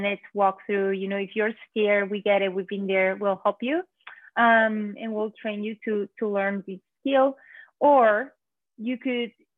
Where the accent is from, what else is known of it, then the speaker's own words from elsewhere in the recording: Spain; moved away as an adult; now in New York, United States; I'm originally from Spain.